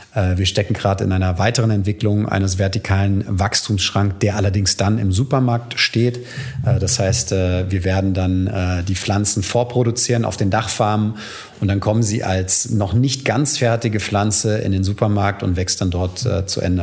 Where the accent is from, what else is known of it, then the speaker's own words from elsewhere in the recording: Frankfurt, Hesse, Germany; moved away as an adult; also born or lived in United States / England / Venice, Italy; now in Berlin, Germany; Also ich komme äh, aus Frankfurt, äh, bin dort geboren und äh, auch zur Schule gegangen.